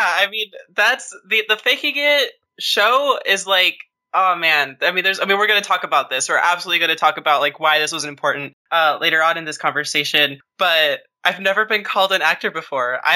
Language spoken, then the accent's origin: English; small town outside Portland, Oregon, United States; also born or lived in Costa Rica; I immigrated to the United States with my mother when I was about 4 years old. Mm-hmm. We moved to a it's not really even a suburb. It's just kind of like a small town outside of Portland, mm-hmm. Portland, Oregon.